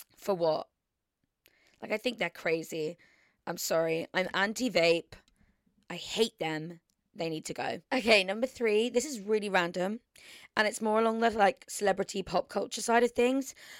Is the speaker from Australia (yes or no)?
no; Surrey, South East England, United Kingdom; moved away; I've literally been down in Surrey, spending it with my family and my hometown friends